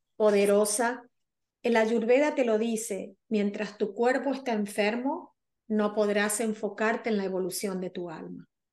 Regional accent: Argentina

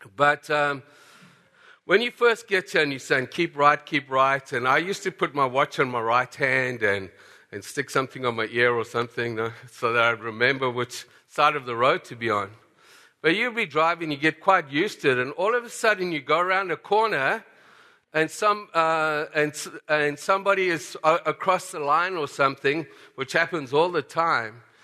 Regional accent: South Africa; moved away as an adult; And so I grew up in South Africa

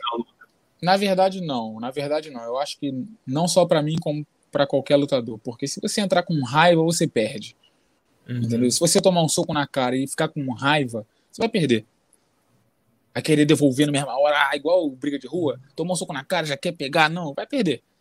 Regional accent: Brazil; Eu sou brasileiro, faço jiu-jitsu, mas não sou do jiu-jitsu

